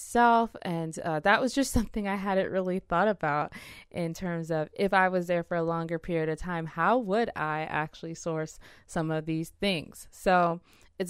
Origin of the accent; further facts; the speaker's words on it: Nigeria; I'm Nigerian